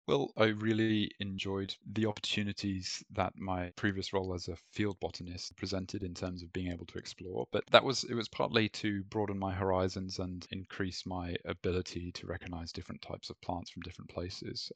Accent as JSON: {"language": "English", "country": "Malaysia", "tie": "born or raised there", "also_born_or_lived": "Europe", "moved": "yes", "said": "growing up in Malaysia"}